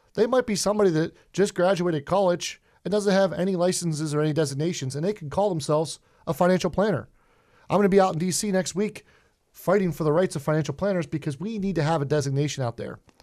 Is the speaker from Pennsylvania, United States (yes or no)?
yes; Pittsburgh, Pennsylvania, United States; accent: Pittsburgh; I'm a Pittsburgher. Uh, if I have a thick accent, I apologize for that. I'm what we call Yinzer out in Pittsburgh